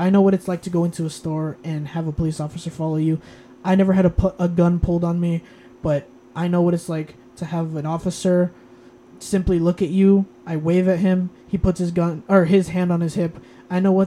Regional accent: United States; I'm American

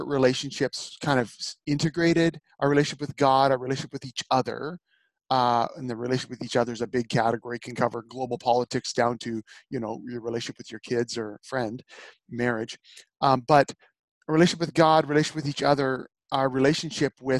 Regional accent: Northern Alberta, Canada; I was raised in Northern Alberta on a farm.

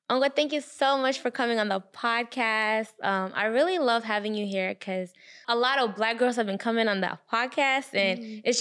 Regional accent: Rwanda; I'm West Congolese and I'm from Rwanda.

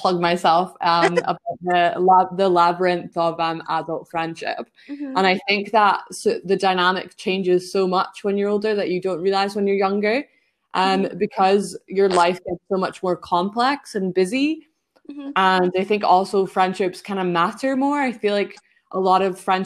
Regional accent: Scotland, United Kingdom; I'm from Scotland

